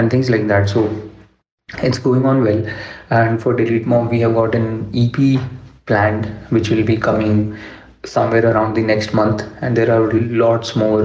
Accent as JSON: {"language": "English", "region": "Delhi", "country": "India", "second_language": "English", "moved": "yes", "lives_now": "Bangalore, India", "said": "I'm from Delhi"}